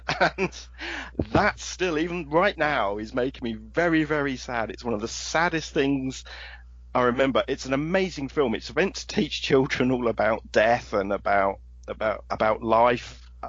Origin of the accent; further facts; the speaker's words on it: England, United Kingdom; because I'm from the United Kingdom, because I'm from England, because I was born in 1971